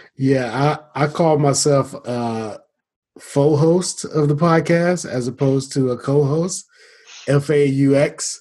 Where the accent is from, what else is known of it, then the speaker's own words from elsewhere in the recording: Atlanta, Georgia, United States; moved away; I'm initially from Atlanta, originally from Atlanta